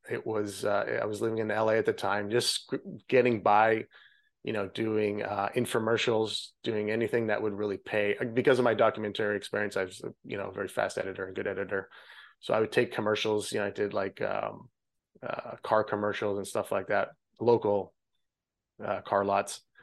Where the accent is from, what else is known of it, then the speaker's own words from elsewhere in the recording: Regina, Saskatchewan, Canada; moved away as an adult; now in Florida, United States; I grew up in Canada. Uh, the province is Saskatchewan, and the city is Regina